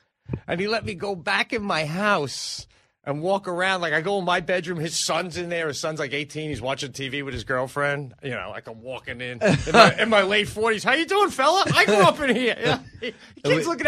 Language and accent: English; Oakdale, New York, United States; now in Buffalo, United States; Oakdale, baby. I grew up in Oakdale.